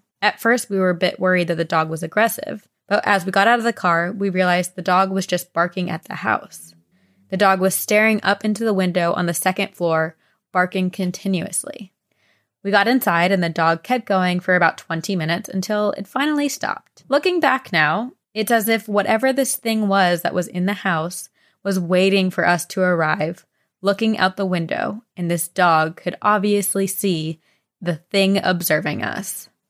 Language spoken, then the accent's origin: English; Victoria, Australia; I should mention I'm from Australia, Victoria.